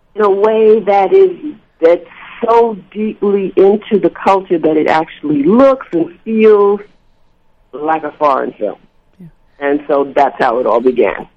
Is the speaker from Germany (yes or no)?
no; New York City, New York, United States; growing up in New York City